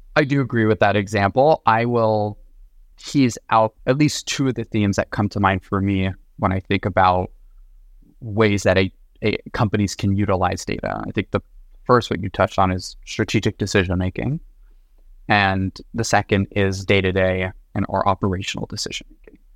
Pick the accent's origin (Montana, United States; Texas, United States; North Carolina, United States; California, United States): California, United States; Los Angeles; moved away; also born or lived in New York; originally born and raised in Los Angeles.